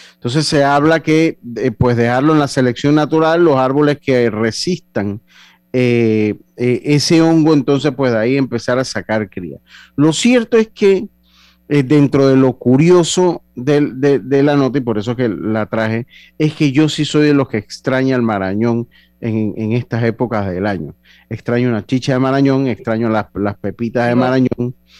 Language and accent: Spanish; Panama; nosotros como panameños